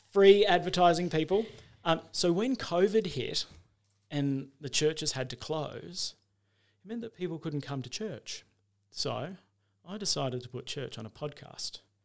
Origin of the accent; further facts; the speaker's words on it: Adelaide, South Australia, Australia; moved away as an adult; now in Mount Gambier, Australia; I was born in Adelaide, went to school there, uh, and after that, when I finished school, I went to university there for a little while